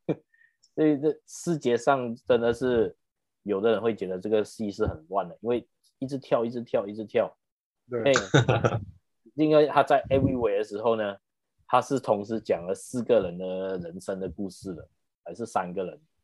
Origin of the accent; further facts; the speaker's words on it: Malaysia; accent: Malaysian; 我们马来西亚人的口音